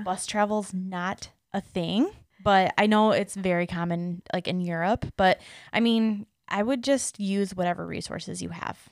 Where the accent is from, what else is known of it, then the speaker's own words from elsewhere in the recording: Detroit, Michigan, United States; I'm from Metro Detroit